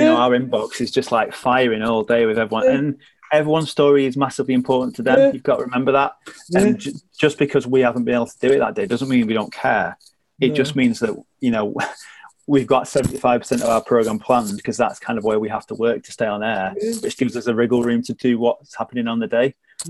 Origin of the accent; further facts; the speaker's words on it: the north of England, United Kingdom; I never felt like being a Northerner held me back. But what I will say is when I first came in, I was I was wary of my accent holding me back.